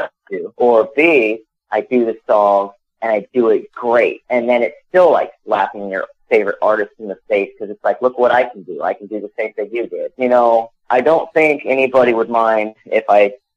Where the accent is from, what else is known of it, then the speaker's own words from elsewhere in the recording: Arizona, United States; now in Lexington, United States; I'm originally from Arizona